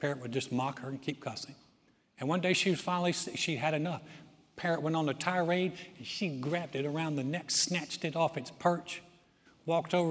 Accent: the South, United States; I was raised in the South.

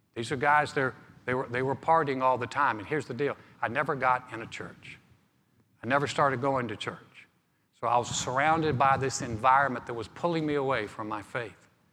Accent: Greensboro, North Carolina, United States; My hometown of Greensboro, North Carolina is a beautiful place.

